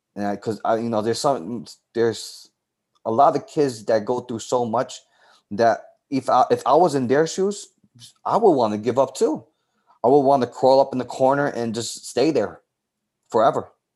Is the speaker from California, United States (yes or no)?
no; New York City, New York, United States; I grew up in the South Bronx.